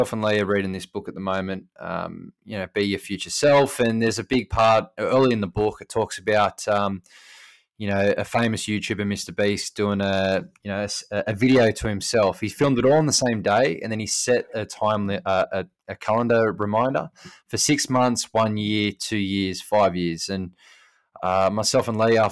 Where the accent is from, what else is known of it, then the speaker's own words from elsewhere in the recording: New South Wales, Australia; moved away; my home state of New South Wales